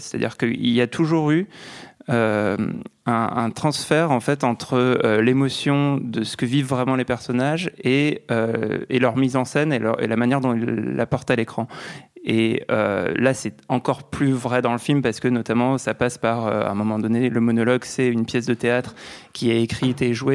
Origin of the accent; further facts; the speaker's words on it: France; accent: French; mon petit accent français